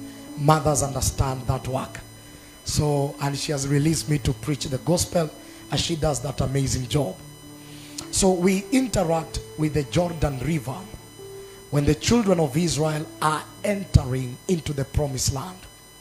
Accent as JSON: {"language": "English", "town": "Narok", "region": "Narok County", "country": "Kenya", "tie": "born or raised there", "said": "I was born in Narok. I'm just an ordinary Narok boy"}